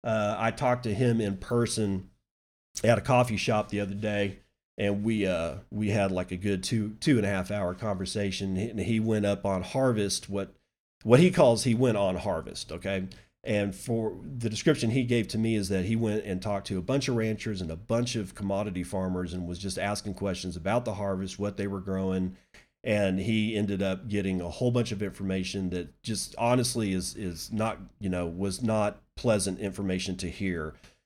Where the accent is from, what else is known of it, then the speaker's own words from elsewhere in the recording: Texas, United States; To make it simple, I come from Texas dirt, and thus I've lived a life of grit with a form of strength you find from pioneering spirits that created me.